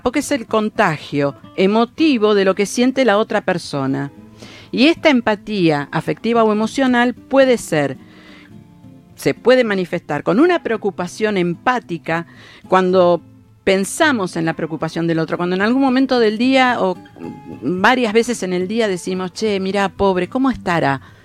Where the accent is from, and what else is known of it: Argentina